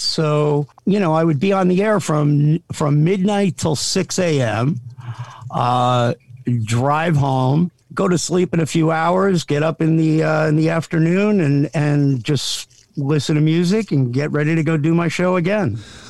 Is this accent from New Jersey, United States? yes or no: yes; South Amboy, New Jersey, United States; I grew up in a little town called South Amboy, but, was born in Jersey